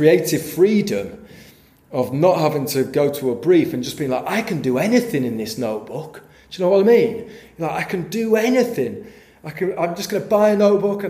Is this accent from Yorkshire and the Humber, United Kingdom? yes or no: yes; Yorkshire and the Humber, United Kingdom; I'm from Yorkshire